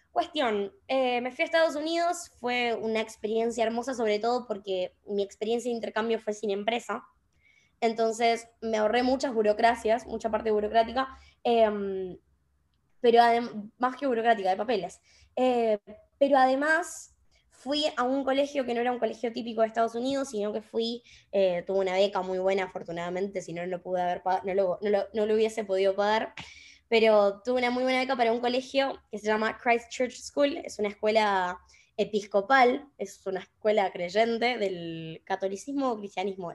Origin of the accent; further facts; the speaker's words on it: Chaco, Argentina; moved away as an adult; now in Buenos Aires, Argentina; yo soy de Chaco, no soy de Buenos Aires, por más que ahora vivo acá.